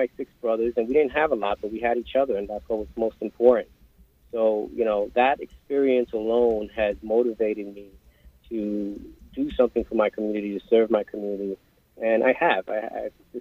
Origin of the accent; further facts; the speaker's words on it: New York City, New York, United States; growing up in East New York, Brooklyn, a young man of color